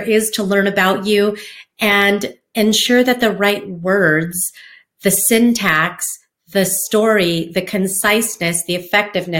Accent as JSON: {"language": "English", "region": "Hawaiian community", "country": "United States", "tie": "born or raised there", "said": "I grew up in the Hawaiian community, growing up dancing hula, outrigger canoe paddling."}